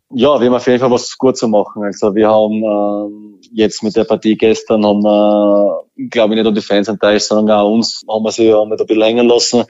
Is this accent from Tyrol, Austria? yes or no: no; Burgenland, Austria; als Burgenländer